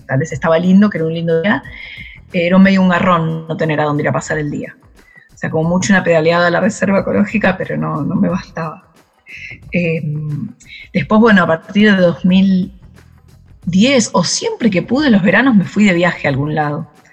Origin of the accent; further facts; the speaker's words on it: Carapachay, Buenos Aires Province, Argentina; moved away; me crié en el conurbano, en Carapachay, en Buenos Aires